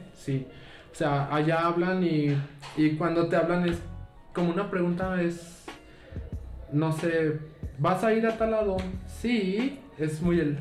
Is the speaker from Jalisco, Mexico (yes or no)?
yes; Lagos de Moreno, Jalisco, Mexico; now in Guadalajara, Mexico; Yo vengo de Lagos de Moreno, Jalisco, que esta parte está en los Altos de Jalisco